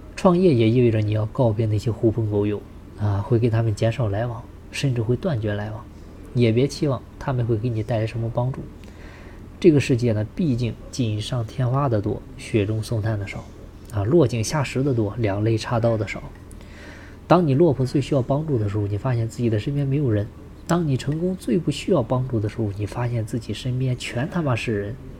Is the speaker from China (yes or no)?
yes; China; 我们中国人做生意的